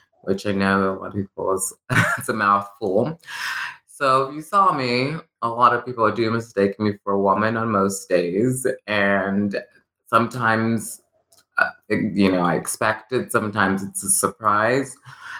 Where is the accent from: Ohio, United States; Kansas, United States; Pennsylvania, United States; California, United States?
Kansas, United States; Lawrence; also born or lived in New York / Los Angeles; I was born and raised here in Lawrence